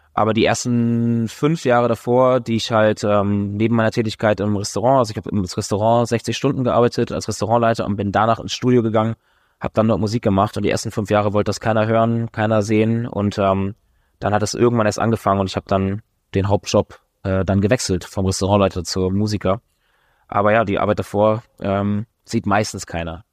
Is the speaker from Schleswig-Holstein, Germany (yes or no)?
yes; Schleswig-Holstein, Germany; also born or lived in Hamburg; Ich bin in der Ostsee groß geworden